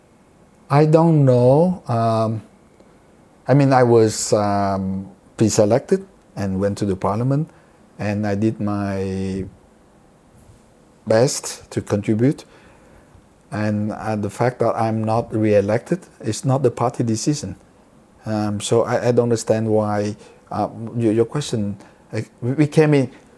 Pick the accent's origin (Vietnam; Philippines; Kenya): Vietnam; moved away as an adult; now in Australia; I came from Vietnam. I grew up when in my teen years under communism.